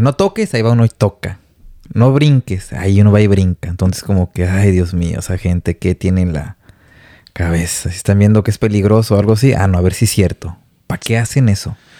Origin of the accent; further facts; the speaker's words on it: Guadalajara, Jalisco, Mexico; moved away as an adult; now in Vancouver, Canada; Soy de Guadalajara, Jalisco, cerca de el fraccionamiento